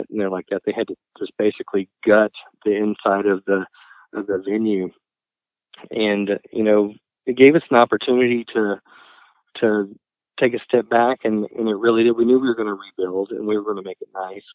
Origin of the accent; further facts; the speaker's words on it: College Station, Texas, United States; moved away as an adult; now in Boise, United States; I grew up in Bryan College Station, Texas